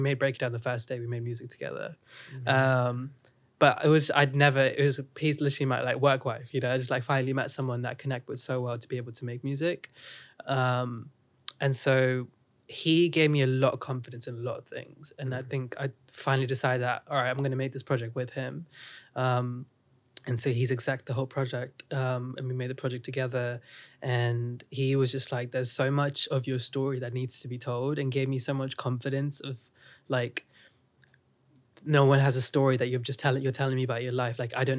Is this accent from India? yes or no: yes; India; accent: Indian; now in United Kingdom; I grew up in India, so obviously I had an Indian accent.